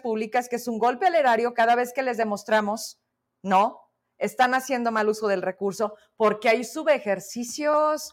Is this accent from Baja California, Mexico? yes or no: no; Zacatecas, Mexico; los zacatecanos